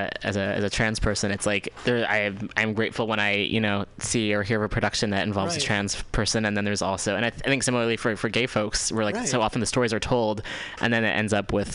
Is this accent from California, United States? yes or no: yes; Richmond, California, United States; also born or lived in New York; now in San Francisco, United States; I grew up in Richmond in the East Bay for a little bit, and then I lived out in New York for a while.